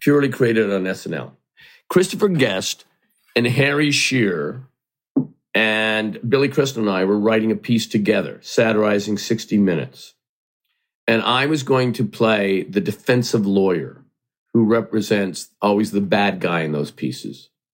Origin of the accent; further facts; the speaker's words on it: Hamilton, Ontario, Canada; I grew up in Hamilton, Ontario, Canada, and I only watched American television.